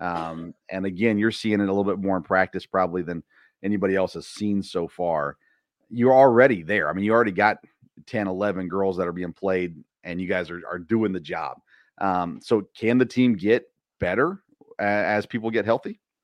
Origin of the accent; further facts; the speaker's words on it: Tennessee, United States; I grew up in Tennessee, Ryan grew up in Tennessee